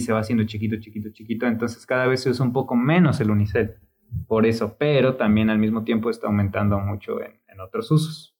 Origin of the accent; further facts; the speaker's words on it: Mexico City, Mexico; now in Puebla, Mexico; yo soy de Ciudad de México, cuando llegué a Puebla